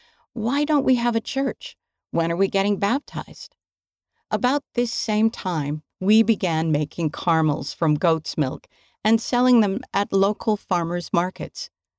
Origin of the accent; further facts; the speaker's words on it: Alabama, United States; That's when I decided to call Elaine Oborn, a member of our ward while I was growing up in Alabama.